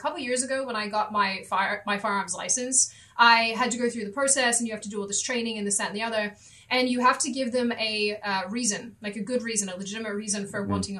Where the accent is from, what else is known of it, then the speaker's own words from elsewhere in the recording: Australia; moved away as an adult; now in United States; given that I'm an Australian, I left in part because I couldn't stand the mentality of the city that I came from, which is sort of, I guess, the equivalent of California or LA.